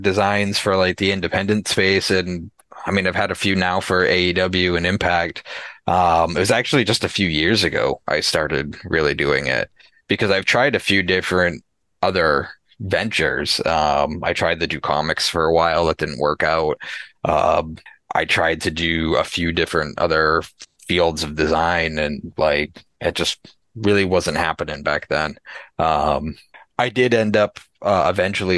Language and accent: English; Massachusetts, United States; now in New Hampshire, United States; I grew up in Massachusetts.